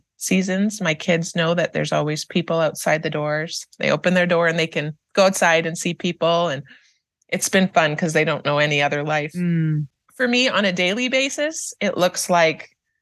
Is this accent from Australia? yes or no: no; Canada; moved away as an adult; now in Kansas City, United States; we are originally from Canada. We came to Kansas City to work as missionaries